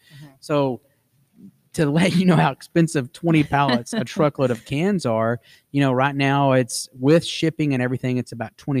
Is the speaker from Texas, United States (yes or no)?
yes; Texas, United States; I'm a Texan.